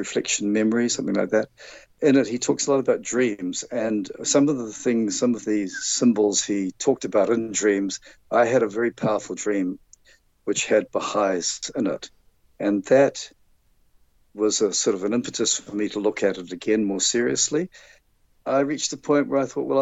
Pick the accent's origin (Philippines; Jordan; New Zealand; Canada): New Zealand; Auckland; I grew up in Auckland, which is the largest city in New Zealand.